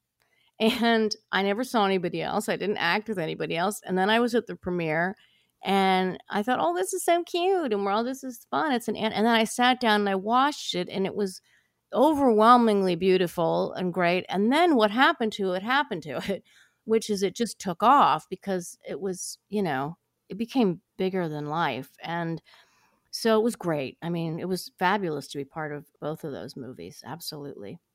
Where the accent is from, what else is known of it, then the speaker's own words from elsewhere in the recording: Ohio, United States; I grew up in Ohio